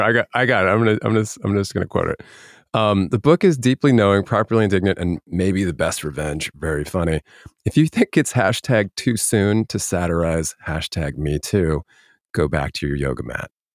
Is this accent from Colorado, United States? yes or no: yes; Denver, Colorado, United States; originally from Denver, born and raised